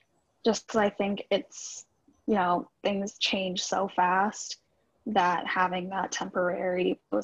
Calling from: Minnesota, United States; I'm from Minnesota.

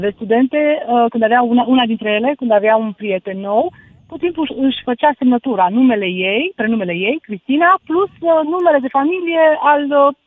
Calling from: Sibiu, Sibiu County, Romania; Bună seara … din Sibiu.

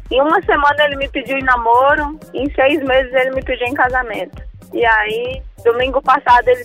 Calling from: Brasília, Federal District, Brazil; Eu falo de Brasília.

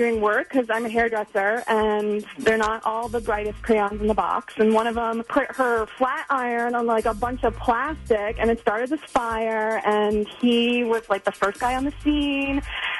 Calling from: Tampa, Florida, United States; I'm calling from Tampa.

